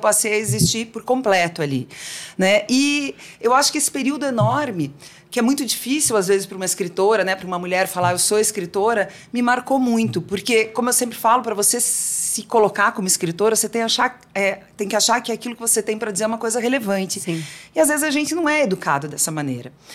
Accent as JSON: {"language": "Portuguese", "region": "South Region", "country": "Brazil", "tie": "born or raised there", "said": "eu nasci no sul do Brasil, numa comunidade bem conservadora"}